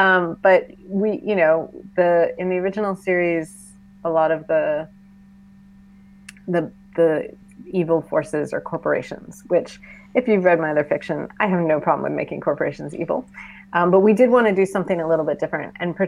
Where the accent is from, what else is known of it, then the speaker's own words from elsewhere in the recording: Boston, Massachusetts, United States; now in Washington, D.C., United States; I'm in D.C. now. I grew up in Boston.